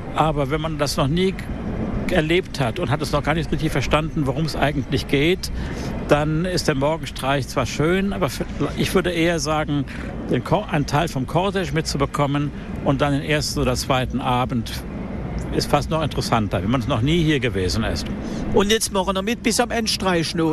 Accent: Germany; also born or lived in South America; now in Basel, Switzerland; ich bin Deutsche, ursprünglich aber in Südamerika geboren

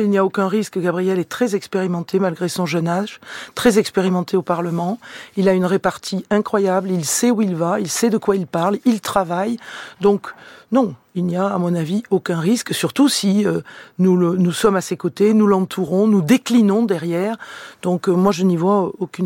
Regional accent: Carcassonne, Occitania, France; moved away; also born or lived in Toulouse / Saint-Orens-de-Gameville; Je suis une enfant de l'Aude. Je suis née à Carcassonne, un territoire éminemment rural

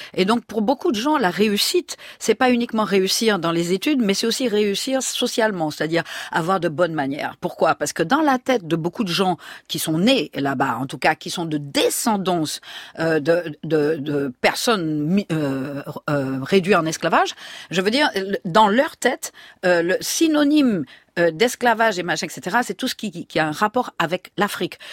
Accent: Martinique

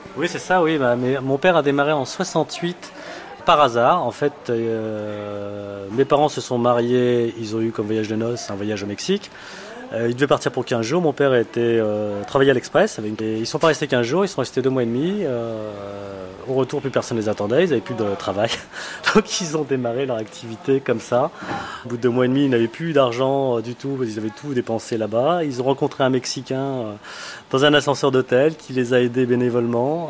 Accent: Burgundy, Bourgogne-Franche-Comté, France; je suis né en Bourgogne

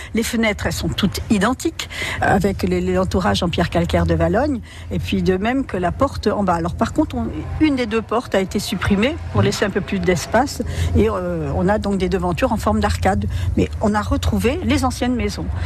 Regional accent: Saint-Vaast-la-Hougue, Normandy, France; je suis originaire de Saint-Va

